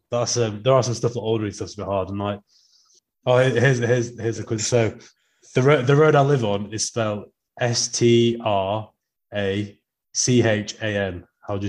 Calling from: Canada; So I'm calling in from Canada

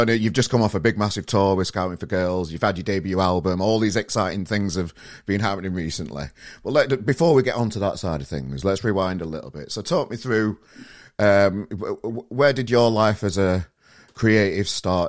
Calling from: Manchester, North West England, United Kingdom; I'm in Manchester today. I live in sunny Manchester, so that's where I'm based.

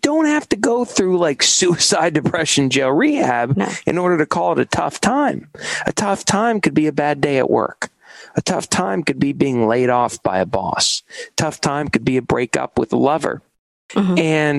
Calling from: New York City, New York, United States; I'm calling in from New York City. I've lived here for about 10 years.

